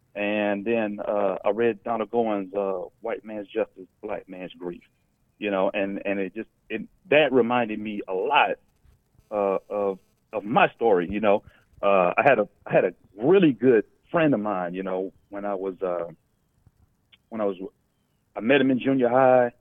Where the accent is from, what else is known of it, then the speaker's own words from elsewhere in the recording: Dallas, Texas, United States; also born or lived in Pasadena, California; we moved actually to uh, Dallas, you know, in the early 80s when I was still a little kid